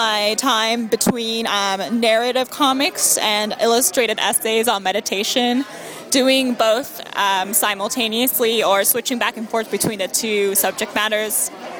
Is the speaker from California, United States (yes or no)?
yes; Orange County, California, United States; also born or lived in Los Angeles; I was born and bred in Orange County, and I went to university in Los Angeles, so I've been in SoCal my whole life.